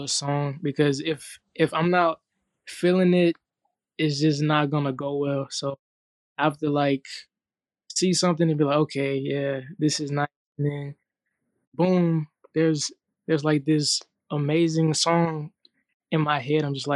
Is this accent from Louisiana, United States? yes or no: yes; Baton Rouge, Louisiana, United States; I grew up in Baton Rouge